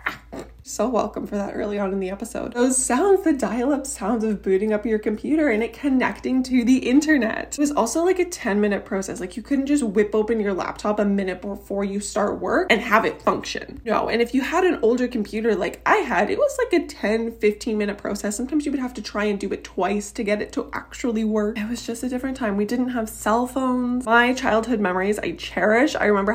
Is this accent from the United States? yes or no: no; Canada; I am from Canada